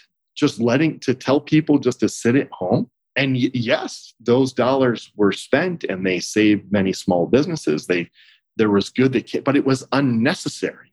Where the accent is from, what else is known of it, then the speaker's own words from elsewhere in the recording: Texas, United States; as a Texan